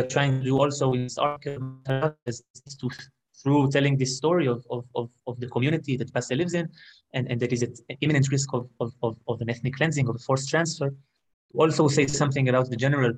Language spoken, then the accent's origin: English; the Negev, Southern District, Israel; I grew up 30 minutes from here. I'm an Israeli citizen. I grew up in the Negev.